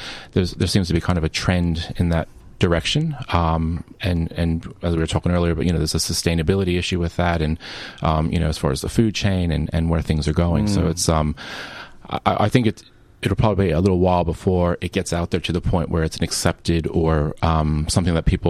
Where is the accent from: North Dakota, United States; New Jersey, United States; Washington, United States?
New Jersey, United States; moved away; Northern New Jersey, right outside of New York.